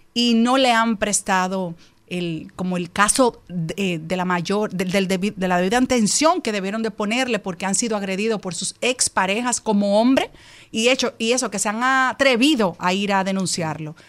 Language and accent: Spanish; Dominican Republic; Esto me preocupa mucho como mujer, como dominicana, como madre